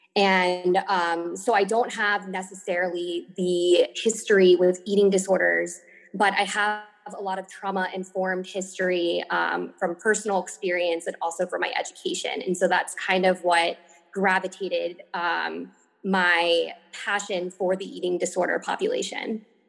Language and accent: English; Virginia, United States; moved away as an adult; also born or lived in Miami, Florida; I am from Virginia, um, born and raised here